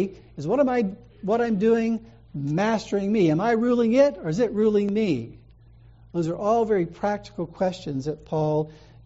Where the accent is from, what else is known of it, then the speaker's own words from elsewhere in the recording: the South, United States; I'm from the South